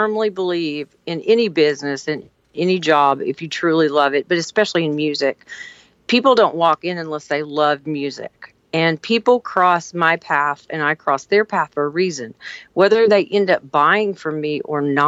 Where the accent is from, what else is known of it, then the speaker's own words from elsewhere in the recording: southern Indiana, United States; also born or lived in Kentucky / Boonville, Indiana / Petersburg, Indiana; now in Tennessee, United States; I was born in Kentucky, and really, I guess I grew up in southern Indiana.